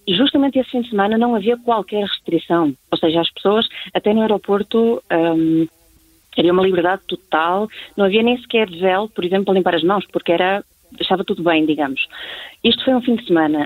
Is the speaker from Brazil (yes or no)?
no; Portugal; now in Spain; por eu ser portuguesa, que sou portuguesa